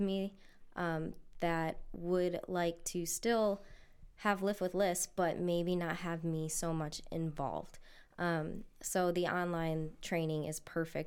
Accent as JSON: {"language": "English", "town": "Lorain", "region": "Ohio", "country": "United States", "said": "I'm from Lorraine"}